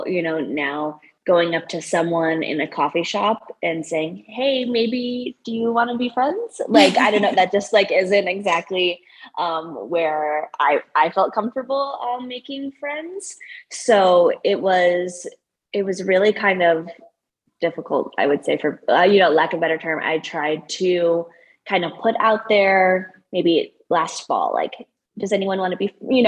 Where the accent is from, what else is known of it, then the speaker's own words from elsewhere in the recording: Broomfield, Colorado, United States; also born or lived in Iowa / Denver, Colorado; I am from Colorado, from Broomfield originally. And I live in Denver now with my boyfriend.